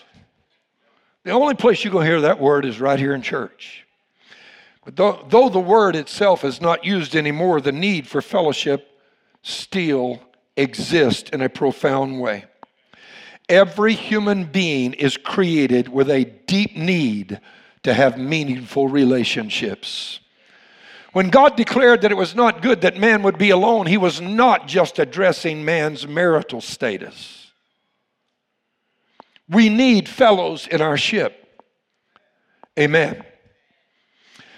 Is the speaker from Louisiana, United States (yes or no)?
yes; Louisiana, United States; You all know I'm from Louisiana